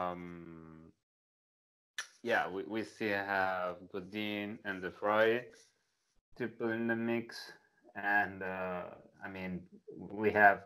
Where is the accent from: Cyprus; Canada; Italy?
Italy; accent: thick Italian; English is a second language; moved away; I spend most of my life in Italy, as you can tell from my thick accent